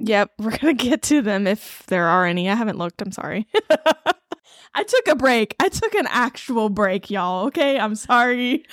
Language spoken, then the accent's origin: English; Eastern North Carolina, United States; I grew up in Eastern North Carolina.